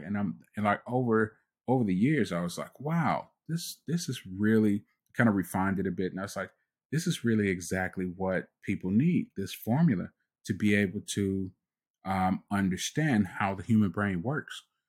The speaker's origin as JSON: {"language": "English", "country": "United States", "tie": "born or raised there", "said": "I was born in the United States"}